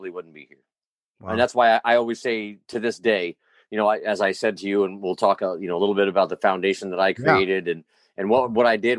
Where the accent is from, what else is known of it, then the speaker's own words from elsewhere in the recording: Albany, New York, United States; I grew up in Albany.